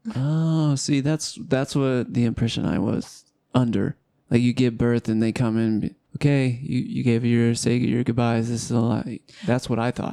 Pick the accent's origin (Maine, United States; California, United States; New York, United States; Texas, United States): California, United States; Southern; now in Utah, United States; I come from Southern California where there's no snow hardly ever